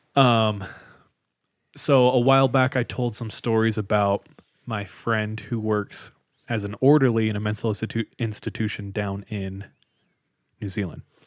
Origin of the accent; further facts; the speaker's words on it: California, United States; I grew up with him in California